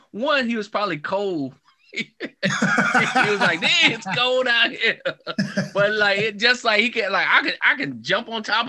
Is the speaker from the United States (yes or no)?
yes; the South, United States; I grew up in the South, right? And in the South, we had a lot of mobile homes in the South.